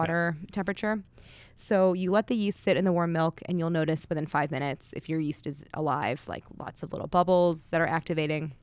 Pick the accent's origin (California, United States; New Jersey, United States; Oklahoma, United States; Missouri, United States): Missouri, United States; St. Louis; I grew up in Saint Louis